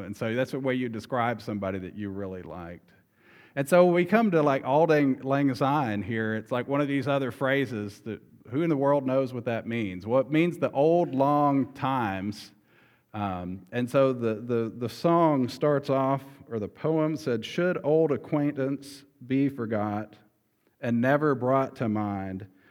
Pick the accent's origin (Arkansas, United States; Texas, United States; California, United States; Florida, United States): Arkansas, United States; moved away; we're from Arkansas